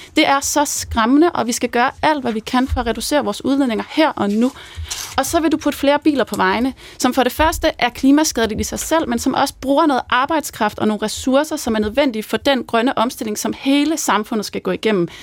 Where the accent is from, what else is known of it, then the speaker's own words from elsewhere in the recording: Svendborg, Southern Denmark, Denmark; jeg er selv fra Svendborg